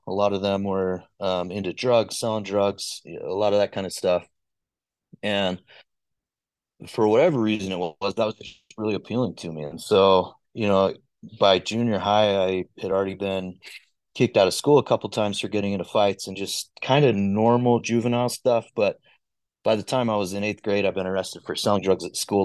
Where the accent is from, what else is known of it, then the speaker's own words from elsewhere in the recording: Orem, Utah, United States; also born or lived in Glendale, Salt Lake City, Utah; from Orem, Utah, originally spent uh, the first like primarily like 15 years of my life down in Orem.